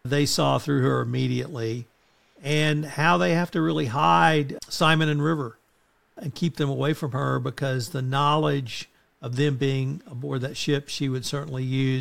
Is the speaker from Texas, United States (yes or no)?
yes; Texas, United States; I'm from Texas